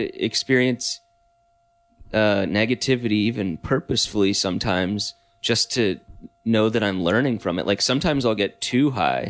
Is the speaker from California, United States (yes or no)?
yes; near Los Angeles, California, United States; I grew up near Los Angeles